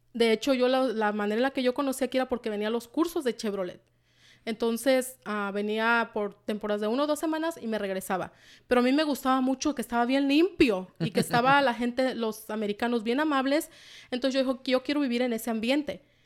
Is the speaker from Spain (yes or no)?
no; Michoacán, Mexico; also born or lived in Washington, United States; now in United States; soy originaria, soy mexicana, originaria de Michoacán, de un pueblito por allá, de Michoacán